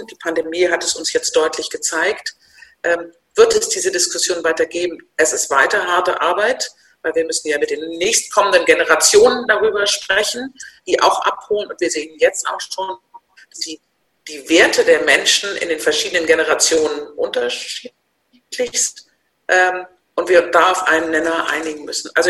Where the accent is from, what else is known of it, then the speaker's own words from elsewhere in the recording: Northern Germany, Germany; ich bin Norddeutsch, ich bin Babyboomerin, äh, ich bin im Konzern groß geworden